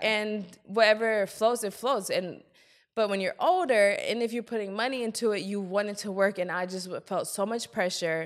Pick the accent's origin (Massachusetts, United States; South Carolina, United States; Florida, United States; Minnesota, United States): South Carolina, United States; Columbia; also born or lived in Germany; Then we moved to Columbia, South Carolina. That's basically where I spent all my youth